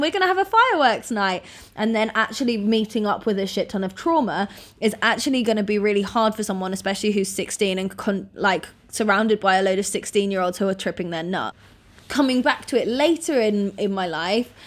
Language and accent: English; Norfolk, East of England, United Kingdom; I grew up in Norfolk in the U K